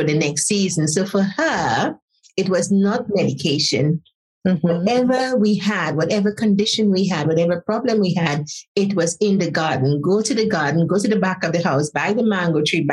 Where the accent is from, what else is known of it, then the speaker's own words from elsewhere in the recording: Saint Patrick, Grenada; also born or lived in Trinidad; now in United Kingdom; I was born in Grenada in a place called Setes, as a country, St. Patrick's. So it's a lovely little country, part of the country. Grew up on spices